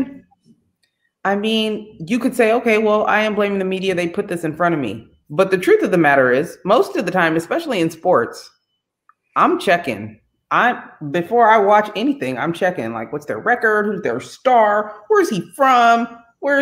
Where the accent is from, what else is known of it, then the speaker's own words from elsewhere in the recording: Bay Area, California, United States; I'm from the Bay Area. We're all multicultural and whatnot.